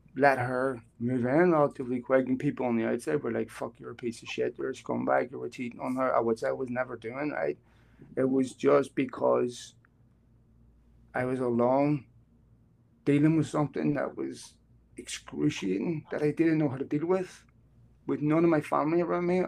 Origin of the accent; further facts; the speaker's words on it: Belfast, Northern Ireland, United Kingdom; moved away as an adult; now in Los Angeles, United States; We're coming coming from Belfast